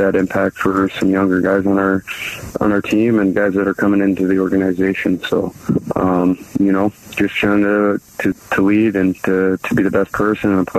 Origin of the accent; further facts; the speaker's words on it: Canada; growing up in Canada